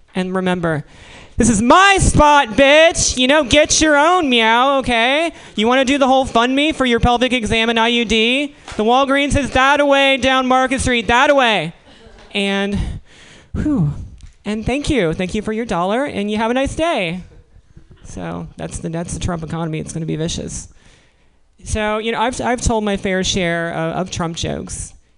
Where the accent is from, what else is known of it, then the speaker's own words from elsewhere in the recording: Williamsburg, Virginia, United States; moved away; I'm from Williamsburg, Virginia